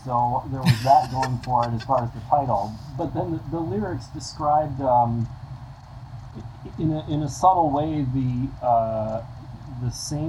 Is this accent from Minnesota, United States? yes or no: yes; Cottage Grove, Minnesota, United States; I grew up in Cottage Grove, which is